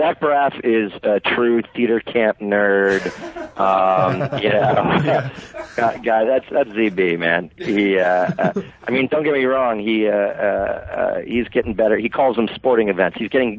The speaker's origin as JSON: {"language": "English", "region": "Connecticut", "country": "United States", "tie": "born or raised there", "moved": "yes", "said": "So I was from Connecticut, but I'm an old rich guy now."}